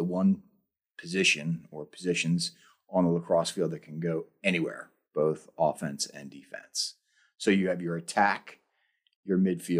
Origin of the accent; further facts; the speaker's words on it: Upper Dublin, Pennsylvania, United States; I grew up just outside Philadelphia in a township called Upper Dublin.